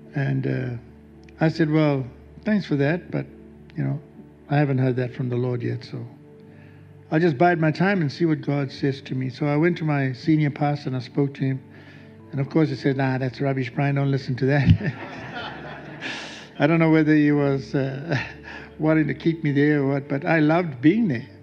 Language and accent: English; South Africa; moved away as an adult; also born or lived in Melbourne, Australia; from South Africa